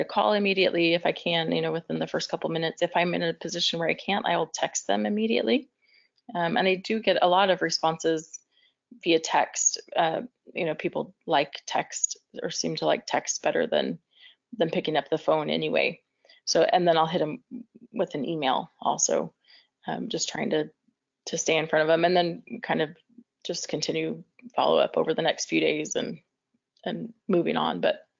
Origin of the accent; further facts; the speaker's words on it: Amarillo, Texas, United States; I grew up in Amarillo, Texas, and then my husband and I lived there for a couple of years early on in our marriage.